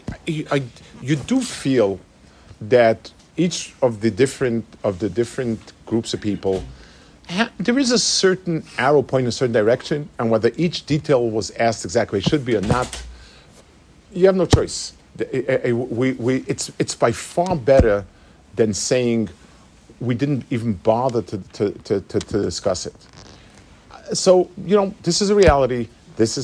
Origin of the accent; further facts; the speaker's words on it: United States; When I was growing up as a young boy in America